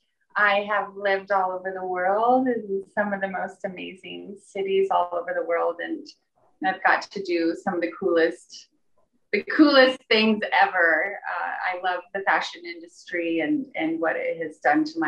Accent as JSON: {"language": "English", "town": "Hamburg", "region": "Iowa", "country": "United States", "tie": "born or raised there", "also_born_or_lived": "New York", "moved": "yes", "said": "My hometown is Hamburg, Iowa."}